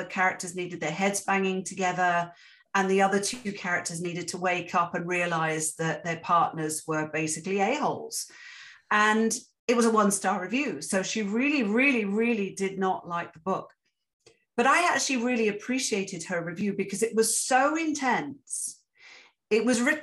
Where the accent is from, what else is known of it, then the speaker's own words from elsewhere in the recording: Interlaken, Bern, Switzerland; moved away as an adult; also born or lived in England; now in Canada; my hometown in Switzerland, in Interlaken